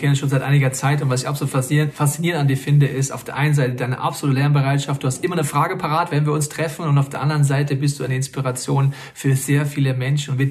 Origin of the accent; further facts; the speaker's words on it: North Rhine-Westphalia, Germany; Aber wir kommen aus dem Ruhrgebiet. Das ist richtig cool und wir lieben es dort, Kirche zu bauen